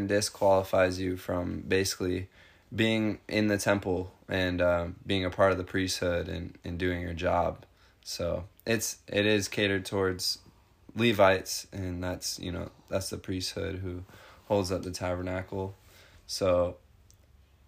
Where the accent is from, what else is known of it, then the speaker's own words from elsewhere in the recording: Arizona, United States; I'm from Arizona